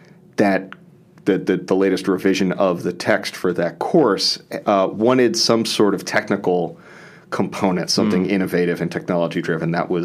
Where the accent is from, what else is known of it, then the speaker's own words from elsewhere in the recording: New Orleans, Louisiana, United States; I'm from New Orleans originally, and did my bachelor's and master's at University of New Orleans.